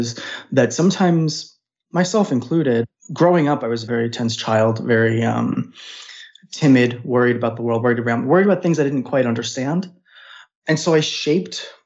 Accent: New York City, New York, United States; I grew up in Brooklyn, New York

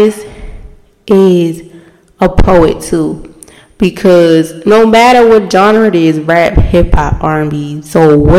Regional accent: Baltimore, Maryland, United States; I'm from the city, of course. I'm from Baltimore

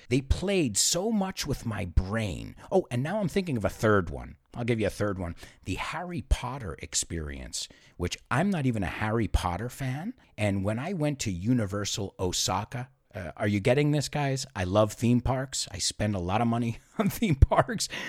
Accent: Spain; moved away; also born or lived in United States; growing up in Spain

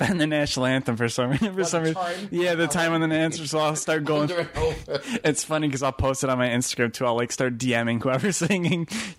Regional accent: Niagara Falls, New York, United States; moved away; I'm from Niagara Falls.

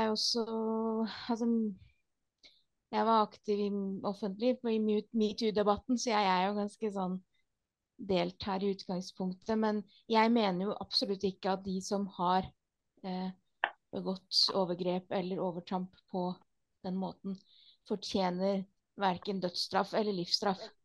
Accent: Norway; Vi er jo nordmenn

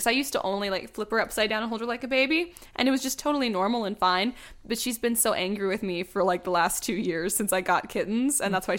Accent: Alabama, United States; born there; But, I was also born in Alabama.

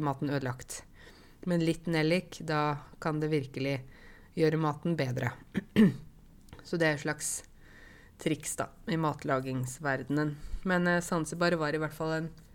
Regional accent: Åmot, Buskerud, Norway; accent: Modum dialect; Jeg vokste jo opp i Åmot i Modum kommune

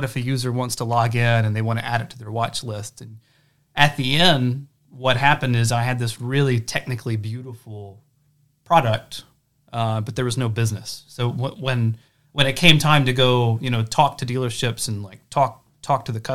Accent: Hayden, Alabama, United States; now in Huntsville, United States; I'm from Hayden, Alabama. It's about an hour south

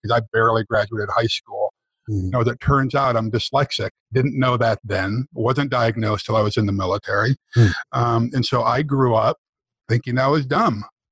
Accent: rural New York, United States; moved away as an adult; also born or lived in San Francisco, California; my ticket out of, you know, rural New York, away from, you know, my hometown

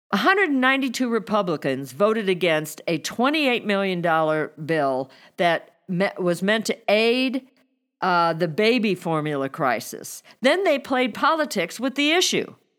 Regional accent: Missouri, United States; my home state of Missouri

